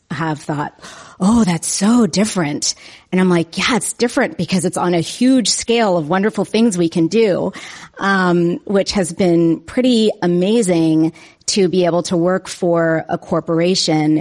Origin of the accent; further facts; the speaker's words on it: East Palo Alto, California, United States; I grew up in East Palo Alto, California